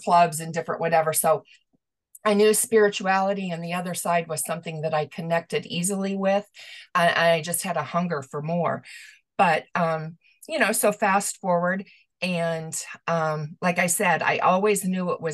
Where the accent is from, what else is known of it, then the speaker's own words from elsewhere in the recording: Omaha, Nebraska, United States; I was born and raised in Omaha, Nebraska